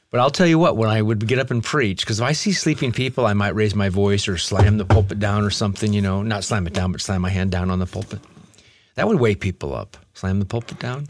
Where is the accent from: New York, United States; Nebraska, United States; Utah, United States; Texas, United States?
Nebraska, United States; Omaha; moved away as an adult; also born or lived in Lincoln, Nebraska / Los Angeles; I grew up in Omaha, Nebraska, and we in our home didn't have any roaches.